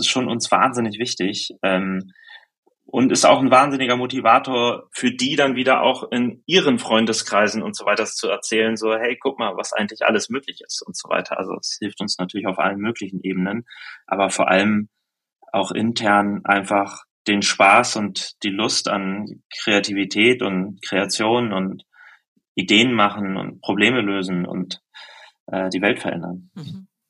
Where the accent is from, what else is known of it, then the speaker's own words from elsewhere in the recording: Germany; ich komme aus der Nähe von Hamburg